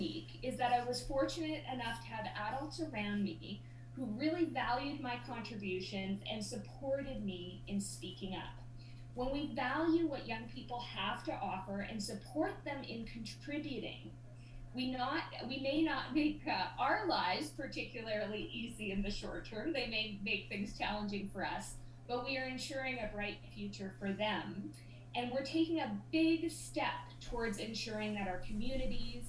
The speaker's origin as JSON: {"language": "English", "town": "Whitehorse", "region": "Yukon", "country": "Canada", "tie": "born or raised there", "moved": "yes", "said": "when I was a kid growing up in Whitehorse, Yukon"}